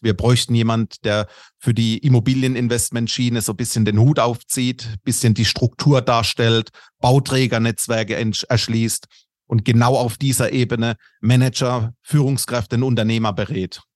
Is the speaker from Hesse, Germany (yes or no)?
no; Karlsruhe-Mannheim-Heidelberg region, Baden-Württemberg, Germany; accent: Kurpfälzisch; moved away as an adult; now in Munich, Germany; bin aber gebürtig aus der Region Karlsruhe-Mannheim-Heidelberg. Das dürfte man vermutlich auch in meinem Slang hören. Das etwas kurpfälzische drückt dadurch